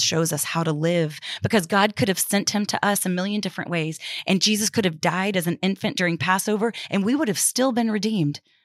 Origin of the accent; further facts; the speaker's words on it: Houston, Texas, United States; moved away; I was back in my hometown of Houston